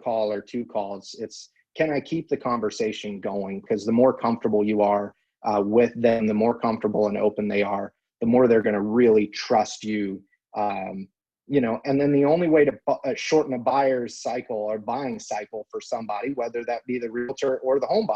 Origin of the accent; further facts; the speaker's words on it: California, United States; moved away; the California high school that I went